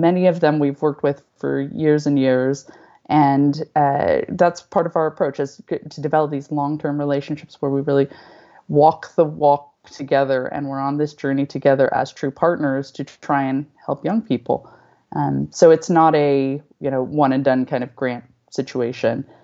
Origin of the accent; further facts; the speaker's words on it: Northern California, United States; moved away as an adult; also born or lived in Los Angeles / Japan; I'm from Northern California